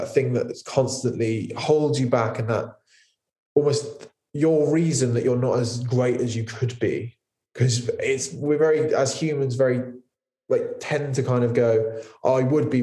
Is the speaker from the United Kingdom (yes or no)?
yes; Poole, South West England, United Kingdom; it's where I grew up. Poole's like my hometown